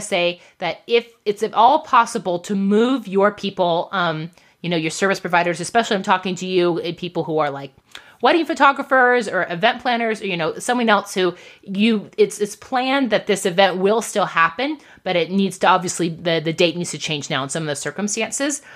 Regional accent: United States; we are American entrepreneurs

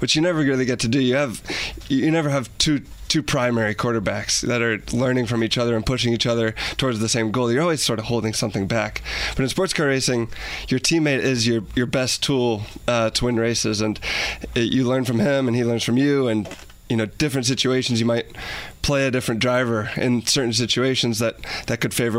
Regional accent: United States

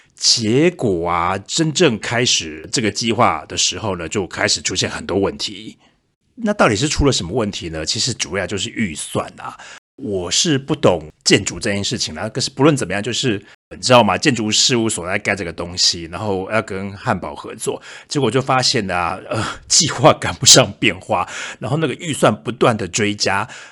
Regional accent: Taiwan; now in Germany; 我们台湾

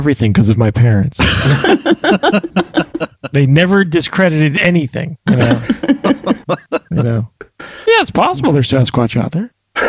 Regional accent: United States; I grew up near West Virginia

